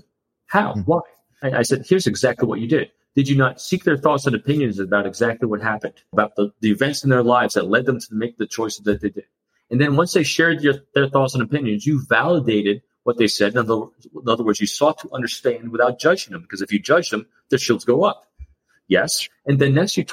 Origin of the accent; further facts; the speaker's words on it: New York, United States; I'm an extrovert from New York